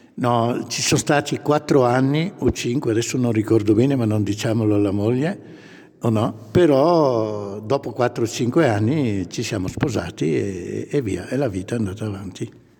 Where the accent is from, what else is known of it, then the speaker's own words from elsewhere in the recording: Pompiano, Lombardy, Italy; moved away as an adult; now in Maclodio, Italy; io sono originario di Pompiano, sempre provincia di Brescia